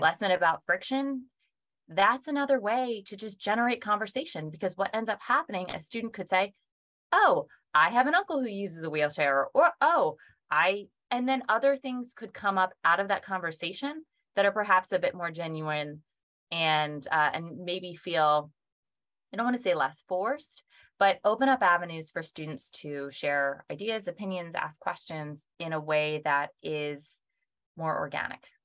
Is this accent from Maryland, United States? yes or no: no; Pennsylvania, United States; Pennsylvania, which is my home state